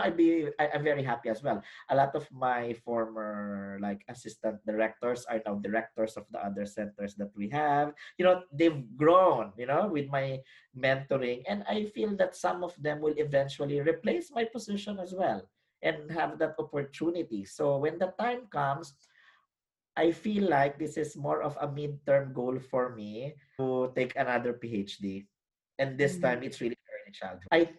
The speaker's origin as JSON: {"language": "English", "country": "Philippines", "moved": "as an adult", "lives_now": "Australia", "said": "as a Filipino academic with a background in education"}